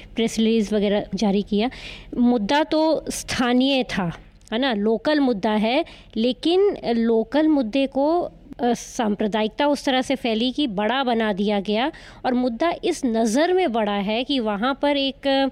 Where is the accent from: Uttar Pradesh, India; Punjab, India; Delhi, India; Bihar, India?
Punjab, India; मैं पंजाब से आती हूँ